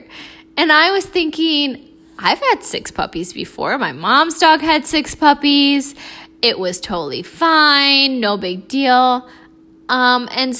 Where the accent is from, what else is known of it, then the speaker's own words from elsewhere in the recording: Florida, United States; I'm from Florida